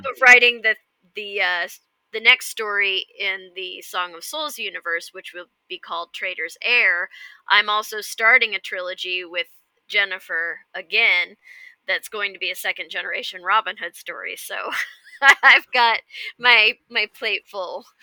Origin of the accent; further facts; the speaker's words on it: Kansas, United States; growing up in Kansas where there are a fair few tornadoes